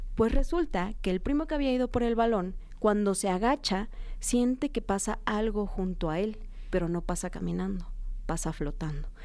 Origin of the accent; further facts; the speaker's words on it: Oaxaca, Mexico; yo soy de Oaxaca